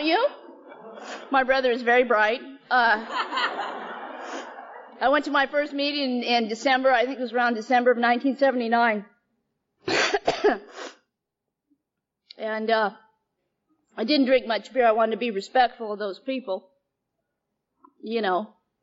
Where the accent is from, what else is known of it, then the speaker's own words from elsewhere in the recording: Bay Area, California, United States; also born or lived in Chowchilla, California / San Francisco, California; I grew up predominantly in the Bay Area. I lived in San Francisco, down in the Fillmore